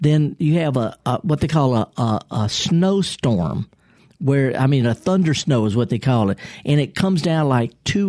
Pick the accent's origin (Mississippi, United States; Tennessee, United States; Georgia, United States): Mississippi, United States; I'm born and raised here in Mississippi